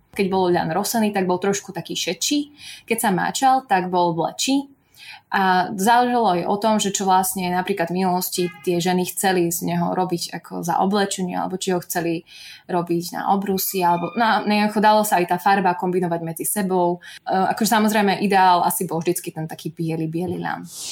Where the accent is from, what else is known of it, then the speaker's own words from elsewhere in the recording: Babiná, Banská Bystrica Region, Slovakia; som zo stredného Slovenska, takej mini dedinky Babína pri zvolenie